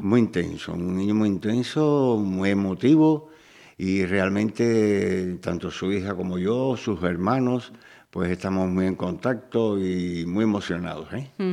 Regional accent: Cuba; moved away as an adult; also born or lived in Galicia, Spain; now in Spain; yo me definiría como cubano de nacimiento y galego de adopción

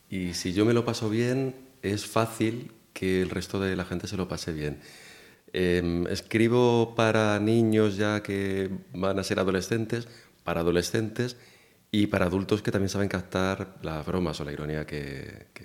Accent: Pinto, Community of Madrid, Spain; soy de la zona, poligonera, sí. Yo soy de, soy de Pinto

